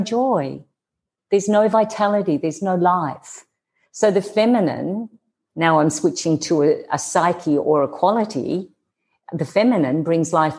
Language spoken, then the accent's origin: English; Australia; accent: Australian; moved away; you can hear my accent, I'm Australian